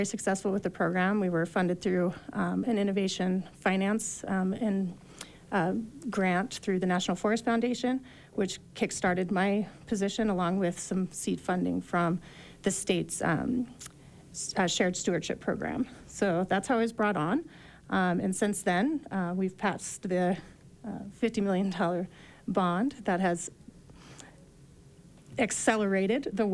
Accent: Littleton, Colorado, United States; moved away as an adult; also born or lived in Logan, Utah / Salt Lake City, Utah; now in Summit County, Utah, United States; I originally am from Colorado. I grew up in Littleton, went to school at Colorado State University

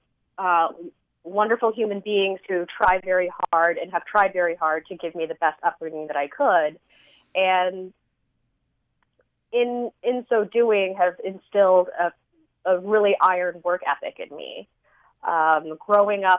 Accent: San Antonio, Texas, United States; moved away as an adult; now in Las Cruces, United States; I grew up in San Antonio in a Vietnamese enclave

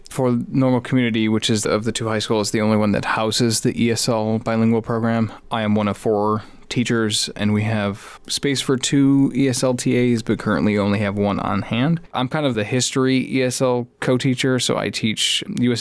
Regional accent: Chicago, Illinois, United States; I grew up in the Chicagoland area

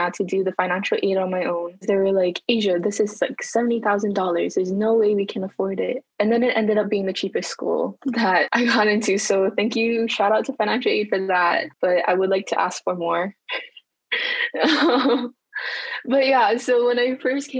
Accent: Hilo, Hawaii, United States; moved away as an adult; now in Syracuse, United States; I am from Hilo, Hawaii. I am a Native Hawaiian

